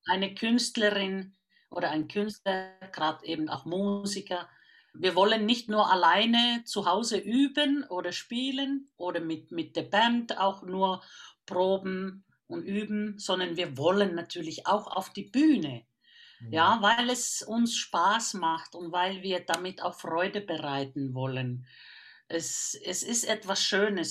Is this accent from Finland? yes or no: yes; Finland; now in Germany; Ich bin eine Vollfinnin. Ich komme aus dem Land von den tausenden Seen und der Mitternachtssonne